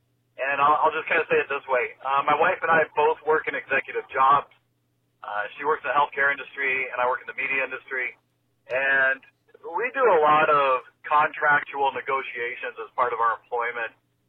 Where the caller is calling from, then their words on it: Canada; I'm calling from Canada.